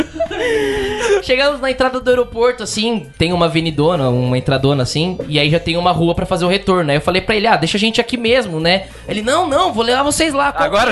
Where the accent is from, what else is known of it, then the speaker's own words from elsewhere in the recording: Brazil; a gente é do Brasil